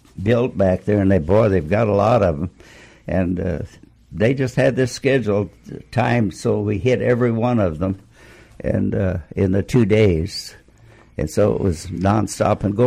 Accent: Solomon, Kansas, United States; moved away as an adult; also born or lived in Downs, Kansas / Russell, Kansas / Missouri / Iowa; now in Puget Sound, United States; I was born in a town called Downs. Lived in, went to high school in a little town called Solomon, which was close

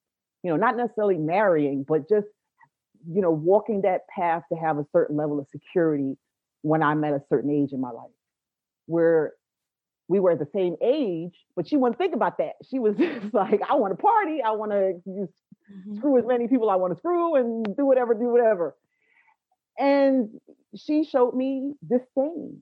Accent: New York City, New York, United States; I am from Brooklyn

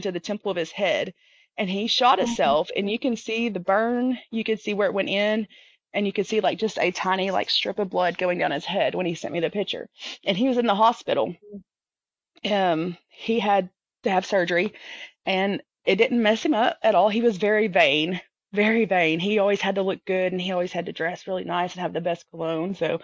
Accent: the South, United States; I'm from the South

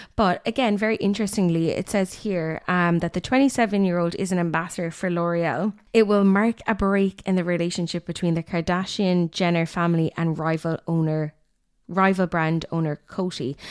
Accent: Limerick, Munster, Ireland; I'm from Limerick

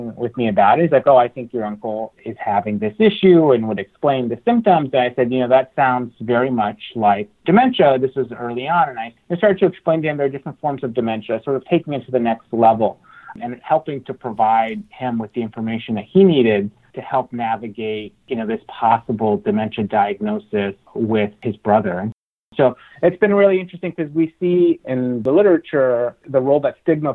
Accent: Alice, Texas, United States; I grew up in South Texas, in a little town called Alice

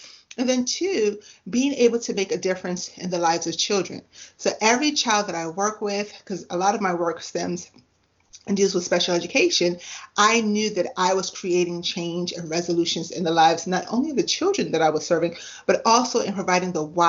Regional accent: U.S. Virgin Islands; now in United States; So where I grew up, I didn't grow up in the U.S. I grew up in the Virgin Islands.

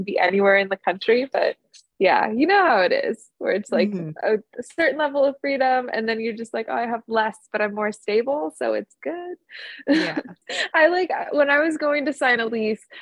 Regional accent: California, United States; I've been born and raised in California, and I live in Southern California.

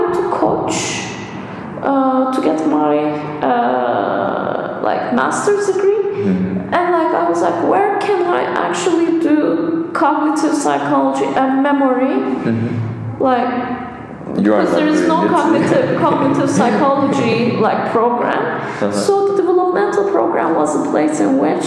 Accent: Istanbul, Turkey; moved away; I'm from Istanbul

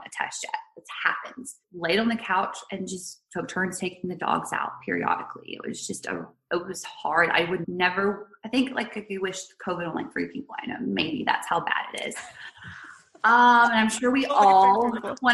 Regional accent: the Carolinas, United States; moved away as an adult; also born or lived in Charlotte / San Francisco; now in Santa Barbara, United States; we're from the Carolinas.

